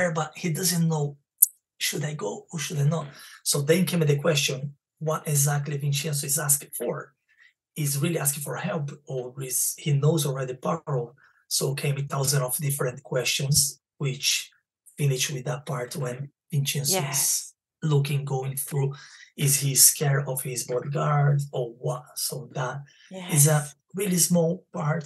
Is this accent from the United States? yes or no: no; Brazil; English is a second language; also born or lived in Spain; now in London, United Kingdom; because I'm from Brazil and I speak Spanish, the accent.